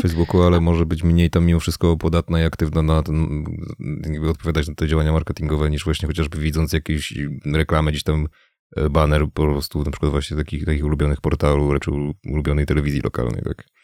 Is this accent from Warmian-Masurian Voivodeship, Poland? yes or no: no; Mielec, Subcarpathian Voivodeship, Poland; pochodzę z Mielca, to jest stosunkowo niewielkie miasto na tle Polski